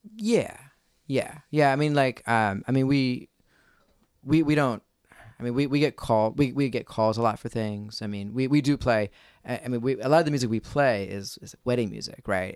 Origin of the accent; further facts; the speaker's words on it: Philadelphia, Pennsylvania, United States; I'm from the Philly area